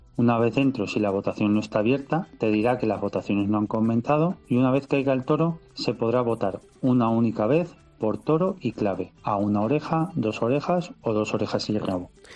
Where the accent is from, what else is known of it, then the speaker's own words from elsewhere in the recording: El Pedernoso, Castilla-La Mancha, Spain; mi pueblo, que es el Pedernoso en Cuenca